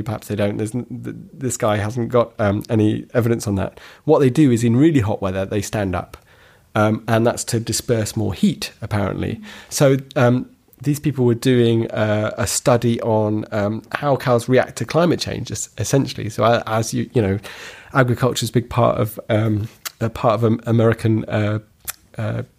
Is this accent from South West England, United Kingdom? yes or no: yes; West Dorset, South West England, United Kingdom; I grew up in rural West Dorset.